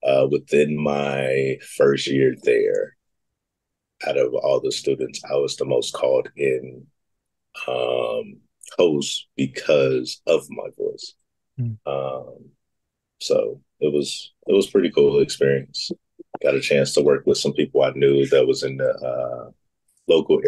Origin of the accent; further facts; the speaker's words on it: Gary, Indiana, United States; also born or lived in Schaumburg, Illinois / Mississippi / Dallas; from third grade to graduation, I was in Northwest Indiana